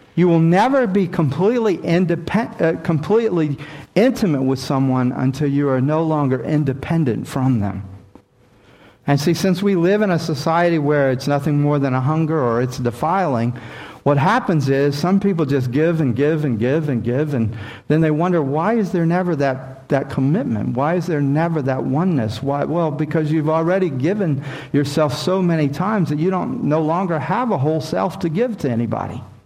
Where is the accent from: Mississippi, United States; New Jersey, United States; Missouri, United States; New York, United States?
Mississippi, United States; born or raised there; moved away